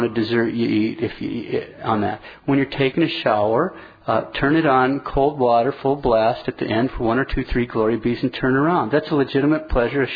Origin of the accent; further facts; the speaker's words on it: Montana, United States; I'm from Montana.